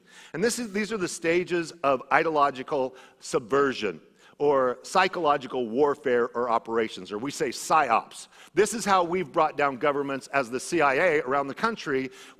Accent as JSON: {"language": "English", "region": "Idaho", "country": "United States", "said": "because I came from Idaho, a very conservative area where things are very different than they are here."}